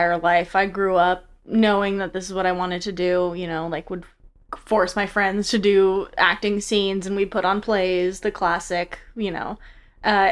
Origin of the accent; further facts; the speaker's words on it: United States; I'm American